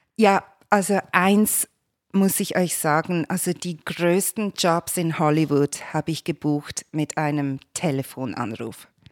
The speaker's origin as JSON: {"language": "German", "town": "Basel", "region": "Basel-Stadt", "country": "Switzerland", "tie": "born or raised there", "also_born_or_lived": "Geneva", "moved": "as an adult", "lives_now": "Los Angeles, United States", "said": "als Kind in Basel bin ich im Kinderzirkus aufgewachsen."}